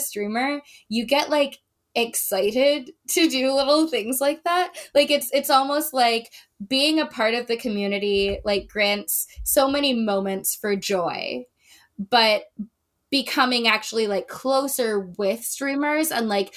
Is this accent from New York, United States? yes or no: no; Chicago, Illinois, United States; I am a Taurus from Chicago